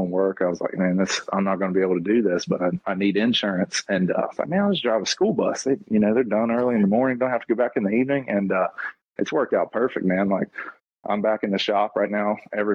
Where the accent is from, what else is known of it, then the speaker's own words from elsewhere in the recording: Moorefield, West Virginia, United States; now in Buckhannon, United States; I grew up in a little town over in the eastern panhandle of West Virginia called Moorefield